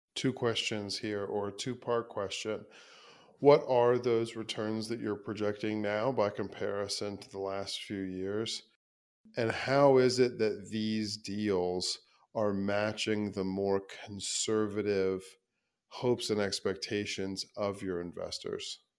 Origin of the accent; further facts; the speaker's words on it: Midwest, United States; me being a Midwesterner and investing in the Midwest